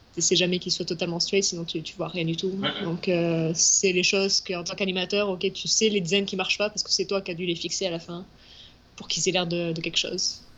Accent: southwest France, France; moved away as an adult; also born or lived in Paris, France; now in Montreal, Canada

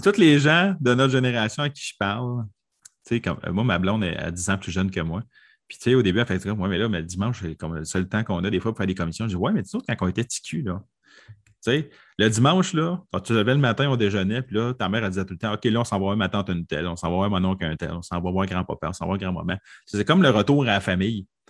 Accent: Quebec, Canada; Je viens du Québec.

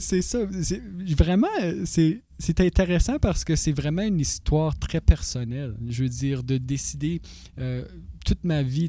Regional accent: North Bay, Ontario, Canada; also born or lived in Toronto; now in North Bay, Canada; Je venais de North Bay

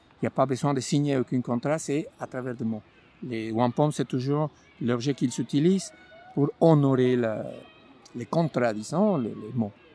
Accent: Mexico; French is a second language; moved away as an adult; now in Montreal, Canada; Je suis originaire du Mexique. Je suis arrivé en 2009, 1er avril 2009

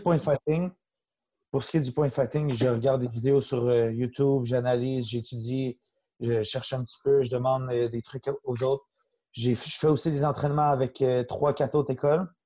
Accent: Saint-Constant, Quebec, Canada; also born or lived in Laval; j'ai grandi, je suis encore en même place, Saint-Constant-Sainte-Catherine.

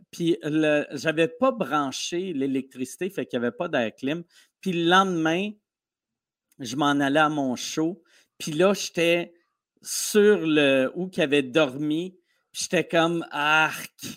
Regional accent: Canada; accent: Canadian (in English); j'ai l'accent canadien

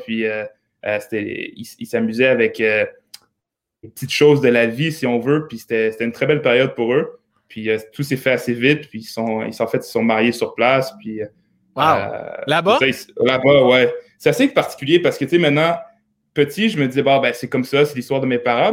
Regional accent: L'Ancienne-Lorette, Quebec, Canada; also born or lived in Montreal, Canada; now in Monaco; on a déménagé à Québec pour le travail de mon père. Okay. C'est là que j'ai un peu fait mes débuts. Euh, oui, c'est ça, à l'ancienne Lorette où j'ai grandi

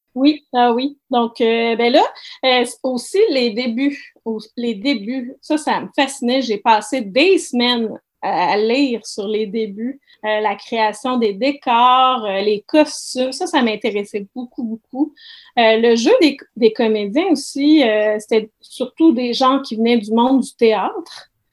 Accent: Saguenay, Quebec, Canada; je suis originaire du Saguenay

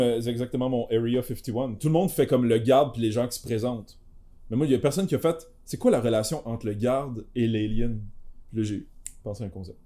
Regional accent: Quebec, Canada; je suis québécois

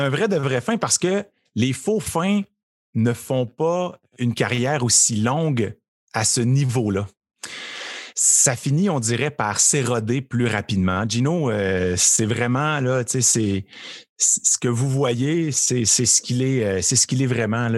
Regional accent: Trois-Rivières, Quebec, Canada; moved away as an adult; also born or lived in Montreal; je viens de Trois-Rivières

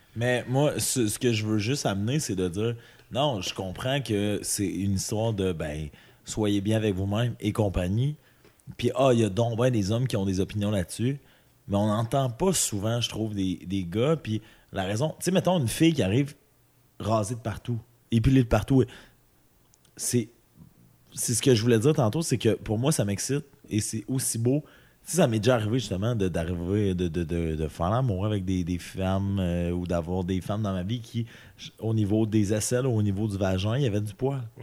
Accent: Amos, Quebec, Canada; moved away; also born or lived in Saguenay; je viens d'Amos

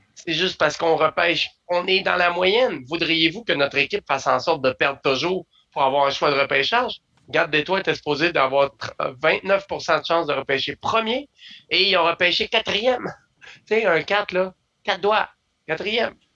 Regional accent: Quebec, Canada; On est Québécois

